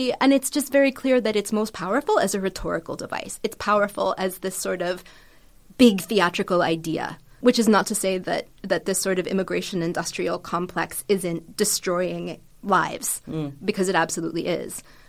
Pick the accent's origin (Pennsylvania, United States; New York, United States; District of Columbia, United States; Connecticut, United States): Pennsylvania, United States; now in United Kingdom; I'm not from the UK either, as you can probably tell. I grew up in Pennsylvania.